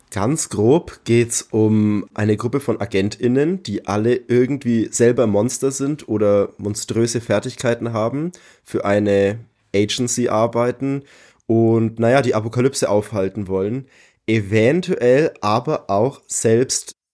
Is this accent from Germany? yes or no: yes; Bavaria, Germany; now in Leipzig, Germany; ich bin 33, wohne aktuell in Leipzig, ich komme ursprünglich aus der Nähe von Nürnberg